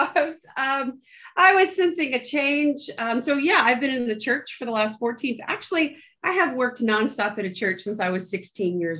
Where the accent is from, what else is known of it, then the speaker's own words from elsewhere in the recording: Moultrie, Georgia, United States; I was born in South Georgia in a town called Moultrie